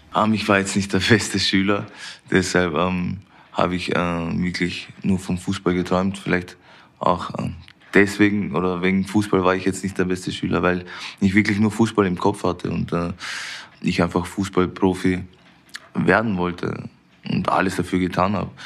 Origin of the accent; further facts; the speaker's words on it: Vienna, Austria; moved away as an adult; now in Munich, Germany; wo ich aufgewachsen bin in Wien